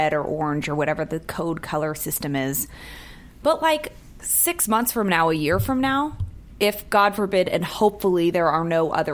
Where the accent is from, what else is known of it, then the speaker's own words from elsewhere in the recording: San Francisco, California, United States; now in Los Angeles, United States; I'm from San Francisco. I was there in 89.